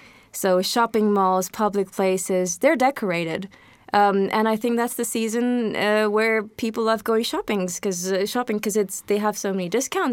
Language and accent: English; India; now in Poznań, Poland; So if I start talking about my own experience growing up in India, I remember very starkly during Christmas or just before Christmas in schools, Christmas time is quite prominent.